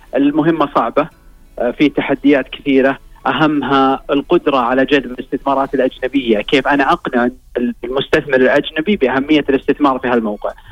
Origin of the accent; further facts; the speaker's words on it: Saudi Arabia; عندنا في السعوديه